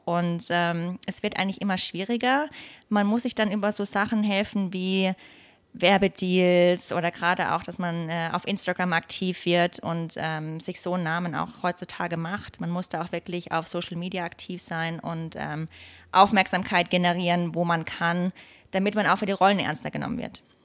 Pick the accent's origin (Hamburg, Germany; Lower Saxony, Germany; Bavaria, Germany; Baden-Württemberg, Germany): Baden-Württemberg, Germany; Bad Mergentheim; moved away as an adult; also born or lived in Munich, Germany; now in Los Angeles, United States; Ich bin in Bad Mergentheim geboren und auch erstmal aufgewachsen und bin dann während des Gymnasiums nach München gezogen